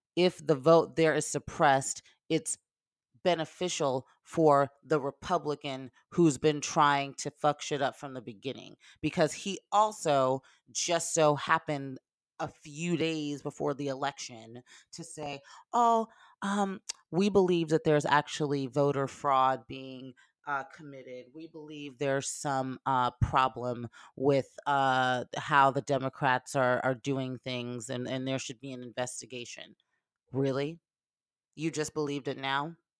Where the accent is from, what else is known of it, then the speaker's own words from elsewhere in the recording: Lawrenceville, Georgia, United States; moved away; I am from Gwinnett County, Georgia, Lawrenceville, Georgia, which is in Gwinnett.